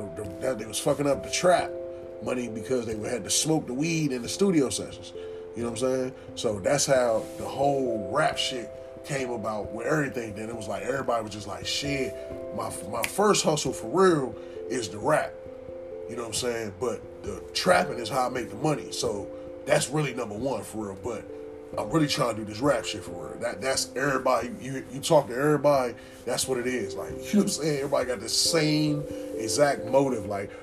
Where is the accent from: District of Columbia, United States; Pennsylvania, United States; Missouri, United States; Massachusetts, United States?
District of Columbia, United States; Washington; born there; also born or lived in Maryland / Ohio; even though I was born in Providence High School, which is in D.C., you know what I'm saying? That's where I was born.